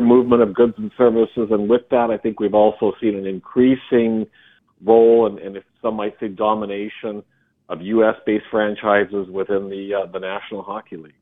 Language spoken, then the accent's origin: English; Regina, Saskatchewan, Canada; being drafted by my hometown team, the Regina Pats